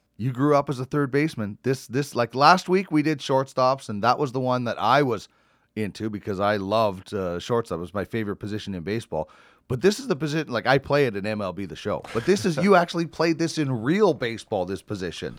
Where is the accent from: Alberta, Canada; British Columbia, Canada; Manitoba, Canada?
Manitoba, Canada; I'm from Manitoba.